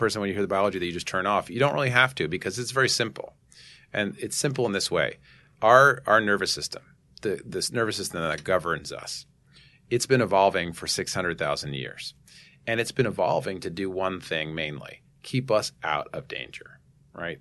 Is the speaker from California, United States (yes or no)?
no; New York City, New York, United States; I grew up in Manhattan here